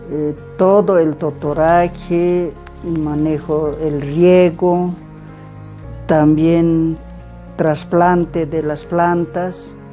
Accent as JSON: {"language": "Spanish", "town": "Patacamaya", "region": "La Paz", "country": "Bolivia", "said": "Soy del municipio de Patacamaya y de zona moderna. Tengo 58 años."}